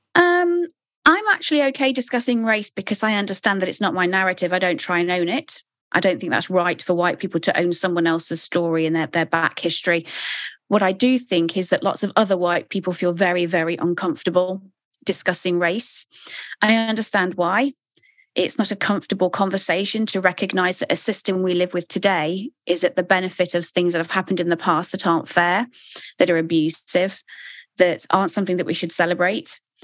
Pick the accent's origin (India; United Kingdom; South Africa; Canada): United Kingdom; moved away; I am British